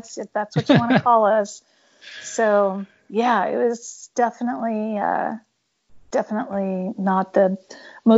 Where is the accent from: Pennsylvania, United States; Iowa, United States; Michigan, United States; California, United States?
California, United States; Pleasanton; I grew up in Pleasanton, California, and it was a pretty small town.